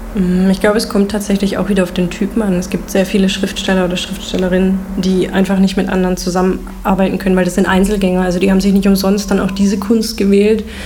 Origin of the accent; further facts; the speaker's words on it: Heilbronn, Baden-Württemberg, Germany; moved away as an adult; also born or lived in Hildesheim; für meine Heimatstadt